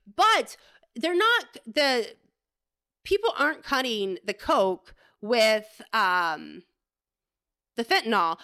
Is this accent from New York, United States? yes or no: no; Florida, United States; moved away; I grew up in Florida